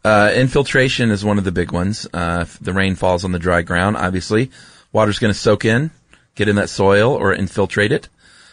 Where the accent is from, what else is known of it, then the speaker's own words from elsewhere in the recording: Southeast, United States; moved away; growing up in the Southeast.